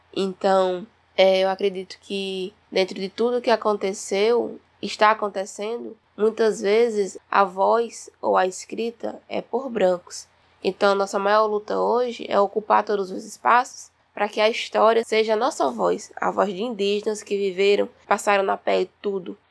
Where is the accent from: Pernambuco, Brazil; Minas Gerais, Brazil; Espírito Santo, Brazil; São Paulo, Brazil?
Pernambuco, Brazil; Truká people; sou aqui do Povo Trucado